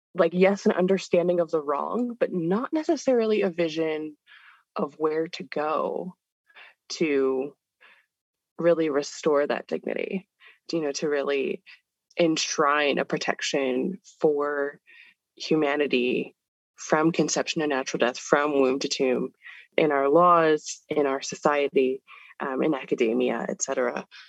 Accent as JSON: {"language": "English", "region": "California", "country": "United States", "tie": "born or raised there", "moved": "as an adult", "lives_now": "Pittsburgh, United States", "said": "I was born and raised in California"}